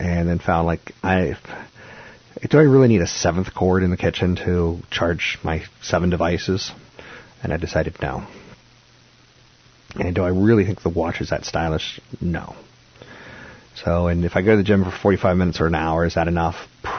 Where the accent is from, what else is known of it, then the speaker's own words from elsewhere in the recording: the Bay Area, California, United States; a lot of them are in the Bay Area in my hometown.